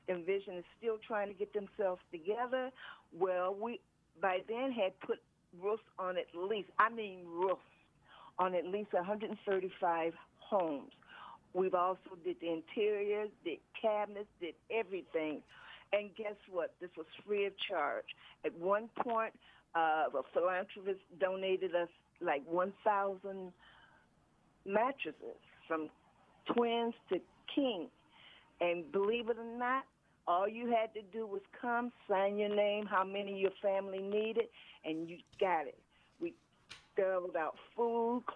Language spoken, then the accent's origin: English; Chicago, Illinois, United States; moved away as an adult; now in US Virgin Islands; I'm originally from Chicago, Illinois. I came here in the year of 2000.